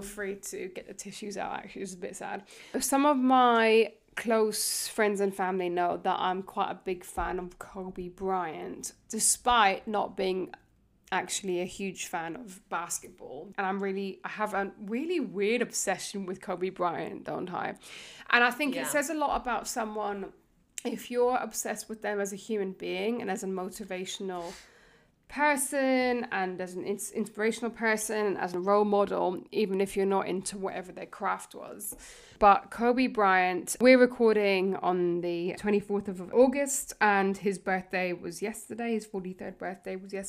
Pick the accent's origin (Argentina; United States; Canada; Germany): Germany; now in England; I grew up in Germany